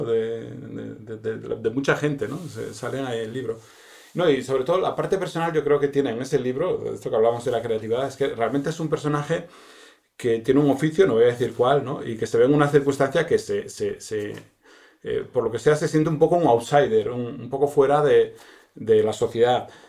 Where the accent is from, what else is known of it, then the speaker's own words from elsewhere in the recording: Asturias, Spain; also born or lived in Madrid; now in Bustarviejo, Spain; siendo asturiano